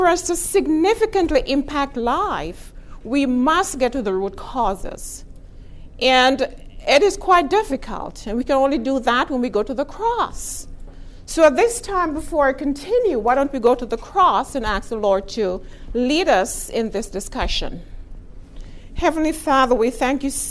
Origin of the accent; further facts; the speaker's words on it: Texas, United States; I am from Texas